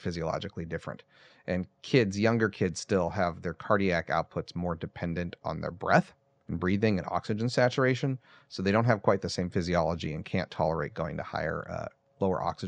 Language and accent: English; West Coast of the United States, United States; moved away; I'm from the West Coast originally